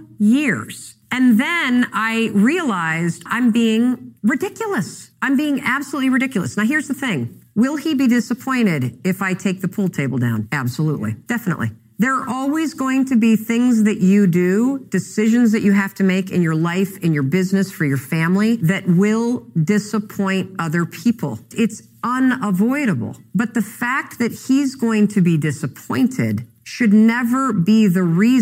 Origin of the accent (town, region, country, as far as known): Muskegon, Michigan, United States; born or raised there; now in Boston, United States